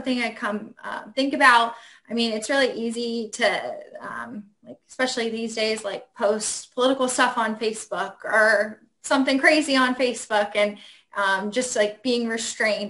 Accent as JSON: {"language": "English", "region": "Ohio", "country": "United States", "tie": "born or raised there", "moved": "as an adult", "lives_now": "Washington, D.C., United States", "said": "I went to school in Ohio. I grew up in Ohio."}